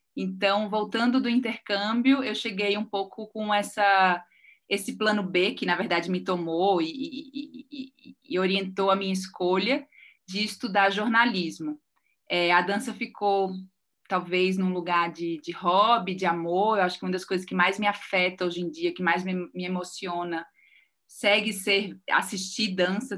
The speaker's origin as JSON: {"language": "Portuguese", "town": "Recife", "region": "Pernambuco", "country": "Brazil", "moved": "as an adult", "lives_now": "São Paulo, Brazil", "said": "eu sou recifense é, e moro em São Paulo desde 2009."}